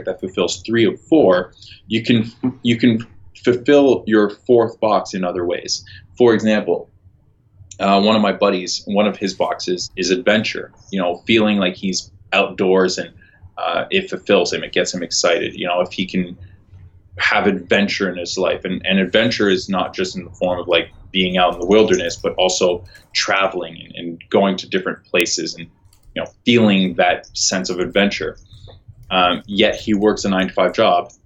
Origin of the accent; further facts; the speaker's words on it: Toronto, Ontario, Canada; I'm from Toronto.